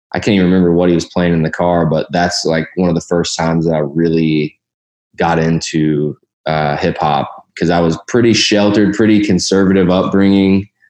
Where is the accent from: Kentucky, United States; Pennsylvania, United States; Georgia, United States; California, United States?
Kentucky, United States; Louisville; also born or lived in Columbus, Ohio / Bardstown, Kentucky; moved to Louisville, Kentucky, which is where I grew up, spent most of my childhood there.